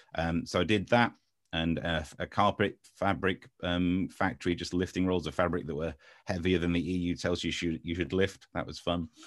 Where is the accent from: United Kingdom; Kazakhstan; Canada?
United Kingdom; Ashfield, Nottinghamshire, East Midlands; moved away as an adult; also born or lived in London / Essex / Swindon / Crawley; now in Kent, United Kingdom; I was from Nottinghamshire, man, just next to Mansfield, in Ashfield, and yeah, lived there until I went off to university